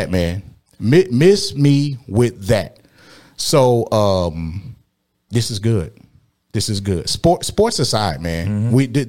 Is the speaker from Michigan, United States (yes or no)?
yes; Detroit, Michigan, United States; I was born and raised in Detroit, Michigan by a union. My mother was on the executive board of the UAW in Detroit.